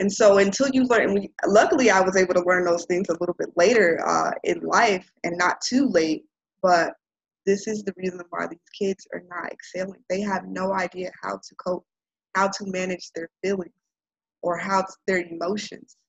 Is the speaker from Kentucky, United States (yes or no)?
no; Chicago, Illinois, United States; moved away; growing up in Auburn Gresham, growing up surrounded by violence